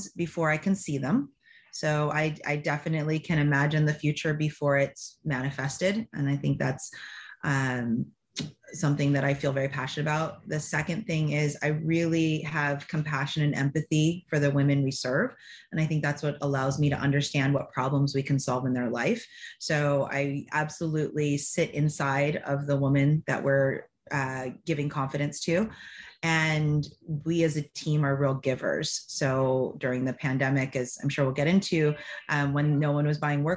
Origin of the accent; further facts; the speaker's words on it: Rancho Cucamonga, California, United States; I'm from Rancho Cucamonga, California.